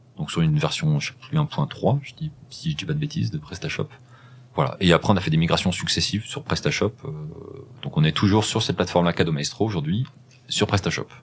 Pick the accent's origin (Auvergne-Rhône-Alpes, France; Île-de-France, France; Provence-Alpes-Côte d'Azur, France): Auvergne-Rhône-Alpes, France; Rive-de-Gier; also born or lived in Saint-Chamond / Le Puy-en-Velay; je suis né dans la Loire, euh, dans une ville qui s'appelle Rive de Gier, euh, dans la vallée du Gier, où j'ai grandi dans, dans, dans, dans ce coin-là